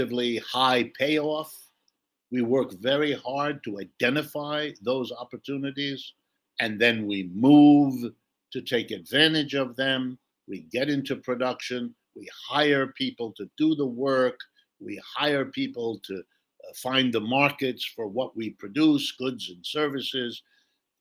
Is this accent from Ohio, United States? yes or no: yes; Ohio, United States; I've lived in the United States all my life. I've worked here all my life. I was born in Ohio, right in the middle of the country